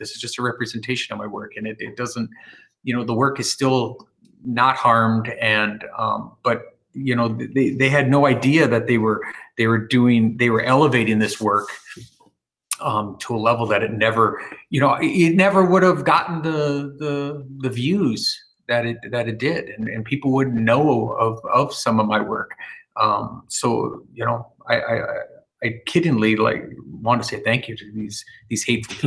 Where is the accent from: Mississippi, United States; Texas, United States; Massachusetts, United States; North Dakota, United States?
North Dakota, United States; Bismarck; Bismarck, which is my hometown